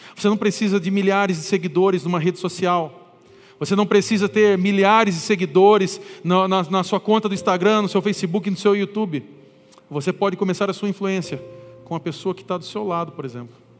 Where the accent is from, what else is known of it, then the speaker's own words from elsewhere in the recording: Brazil; eu sou brasileiro